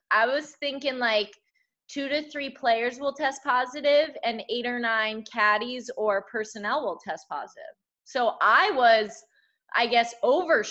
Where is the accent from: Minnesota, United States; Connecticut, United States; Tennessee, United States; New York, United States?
Connecticut, United States; Connecticut, my home state